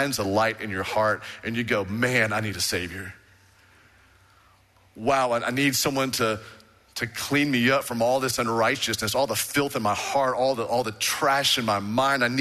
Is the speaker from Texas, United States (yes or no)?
yes; Waco, Texas, United States; I was born in Hillcrest Baptist Hospital, went to Baylor Baptist University